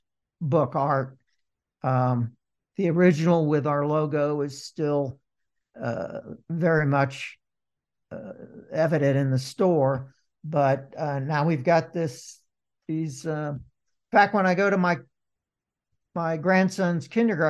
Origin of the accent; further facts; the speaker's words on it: Indianapolis, Indiana, United States; I was born in Indianapolis